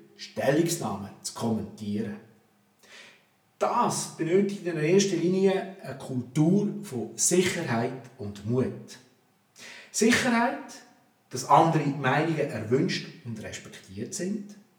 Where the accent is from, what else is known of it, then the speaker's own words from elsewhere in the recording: Switzerland; bei uns in der Schweiz